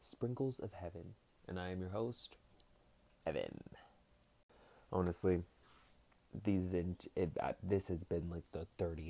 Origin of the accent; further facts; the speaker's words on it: Massachusetts, United States; I'm from Massachusetts